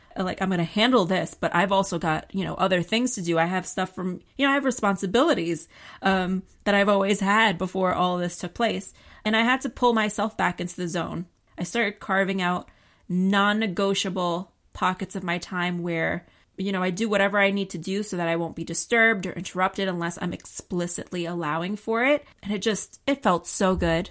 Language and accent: English; New York, United States; I'm a New Yorker.